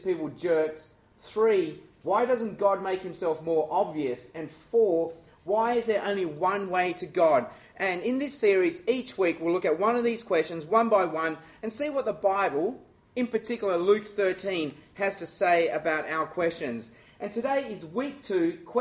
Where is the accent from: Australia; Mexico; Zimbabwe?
Australia; I'm Chinese, and I'm Australian